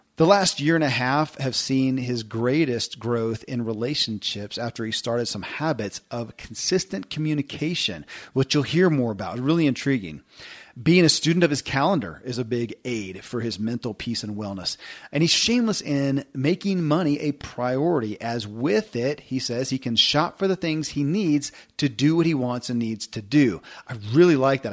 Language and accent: English; Kentucky, United States; born or raised there